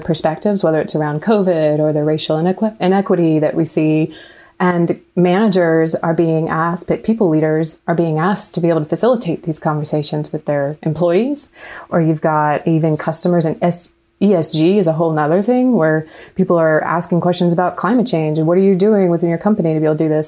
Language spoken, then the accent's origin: English; Raleigh, North Carolina, United States; now in Atlanta, United States; I grew up in Raleigh, but when I moved to Atlanta